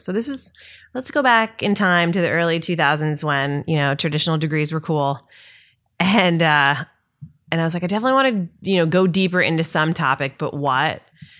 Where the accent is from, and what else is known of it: Connecticut, United States